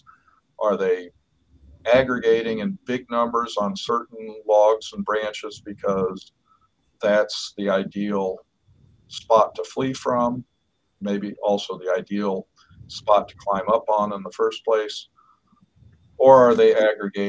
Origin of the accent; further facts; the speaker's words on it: Oklahoma City, Oklahoma, United States; now in Pennsylvania, United States; I grew up in Oklahoma City